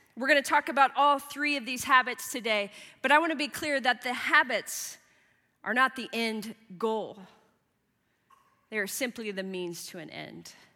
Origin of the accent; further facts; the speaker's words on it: Midwest, United States; moved away; I grew up in the Midwest in the 80s and the 90s